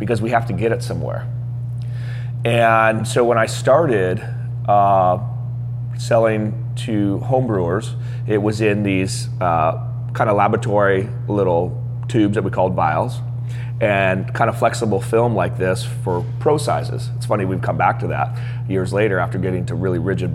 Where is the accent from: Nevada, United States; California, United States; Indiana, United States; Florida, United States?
California, United States; San Jose; also born or lived in San Diego; I grew up in San Jose